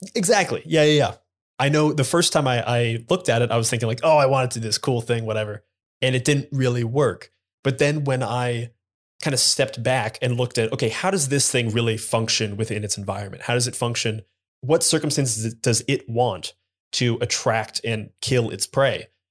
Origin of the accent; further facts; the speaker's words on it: Columbus, Ohio, United States; I'm from Columbus, Ohio